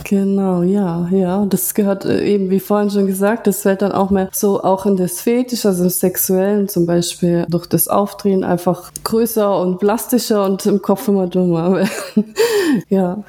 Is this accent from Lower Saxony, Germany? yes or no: no; Ulm, Baden-Württemberg, Germany; Ich bin aus Deutschland, aus Ulm